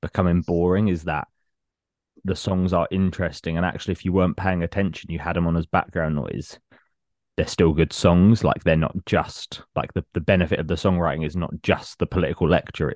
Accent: Hatfield, East of England, United Kingdom; they did a festival in my hometown when I was about 21, 22

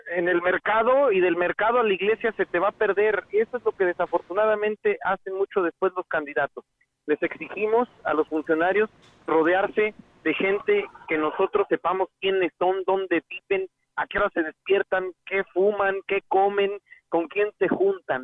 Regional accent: San Luis Potosí, Mexico

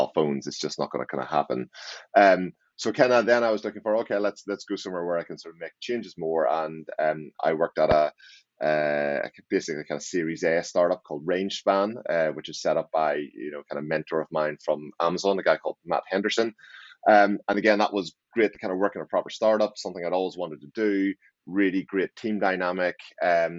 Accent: Northern Ireland, United Kingdom; now in Maidenhead, United Kingdom; So I'm originally from Northern Ireland and I live in, just outside London in Maidenhead

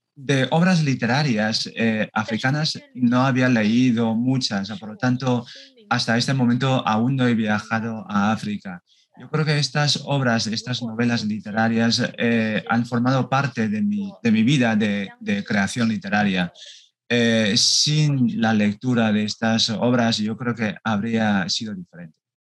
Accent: China; Yo, como una china

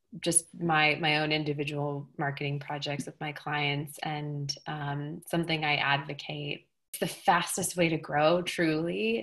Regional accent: Colorado, United States; moved away as an adult; also born or lived in Los Angeles; now in Bozeman, United States; I grew up in Colorado

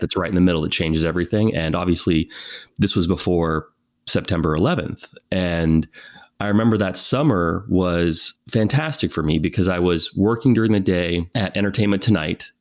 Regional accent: California, United States; moved away as an adult; also born or lived in Abu Dhabi; I was born and raised in California, as you said, and it was a very small town, a very small community

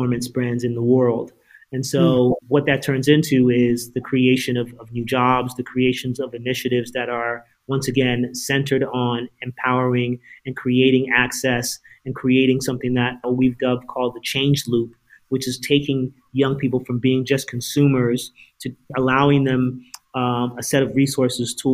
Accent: Princeton, New Jersey, United States; me being an only child, growing up in Princeton, New Jersey

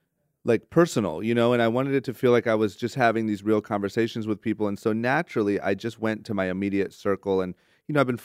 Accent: Akron, Ohio, United States; I'm from Akron, Ohio, which is super small, very slow.

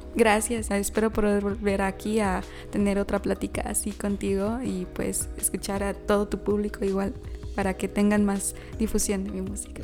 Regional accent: San Luis Potosí, Mexico; somos conocidos los potosinos

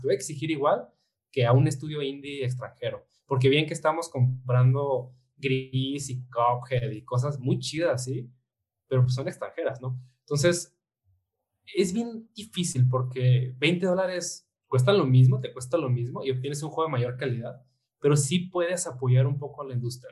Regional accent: Mexico

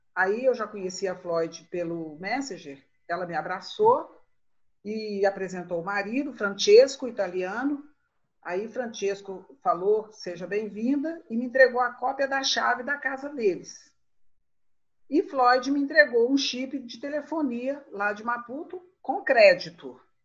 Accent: Brazil; sou brasileira

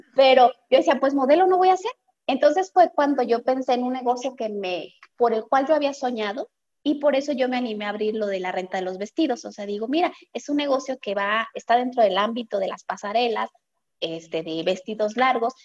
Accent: Guadalajara, Jalisco, Mexico; yo soy de Guadalajara, Jalisco

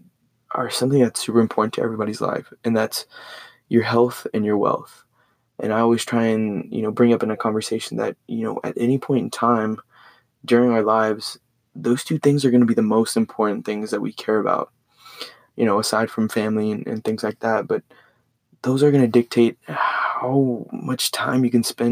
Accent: Port Lavaca, Texas, United States; Went to high school in Port Lavaca, Texas, super small town

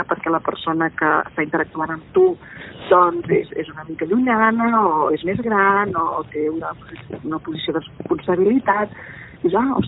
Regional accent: Catalonia, Spain; first language Catalan; doncs jo puc conèixer la meva llengua materna, que és

